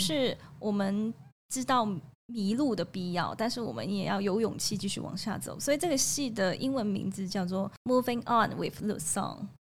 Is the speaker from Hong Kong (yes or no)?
yes; Hong Kong; now in Taiwan; 我是香港人，香港人